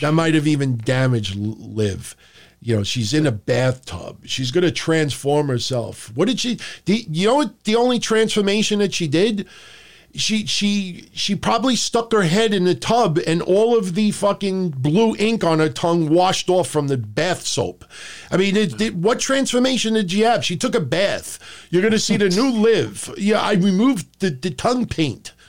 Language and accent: English; New York City, New York, United States; I'm from Howard Beach